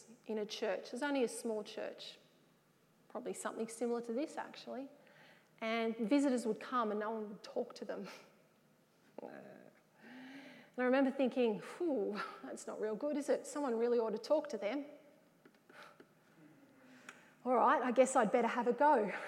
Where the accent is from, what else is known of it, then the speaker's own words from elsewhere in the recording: Wagga Wagga, New South Wales, Australia; also born or lived in Sydney; I was from the Wagga area